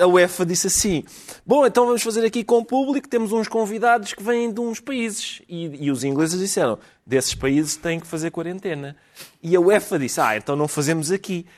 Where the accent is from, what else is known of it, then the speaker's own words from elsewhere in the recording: Portugal; somos portugueses